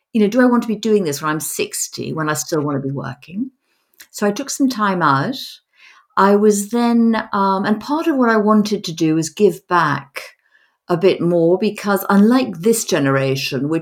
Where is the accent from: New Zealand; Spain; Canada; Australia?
Spain; Madrid, Community of Madrid; moved away; also born or lived in United States / London; I was brought up in Madrid